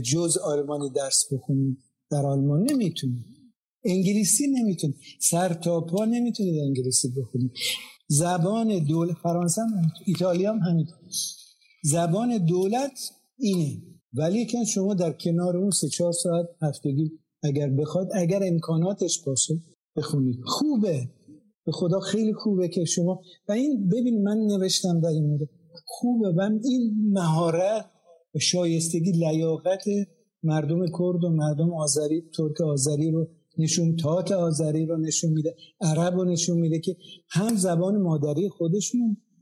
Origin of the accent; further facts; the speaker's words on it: Tabriz, East Azerbaijan, Iran; first language Azerbaijani; Persian is a second language; من تبریزی ترک زبان میگم من ترک ایران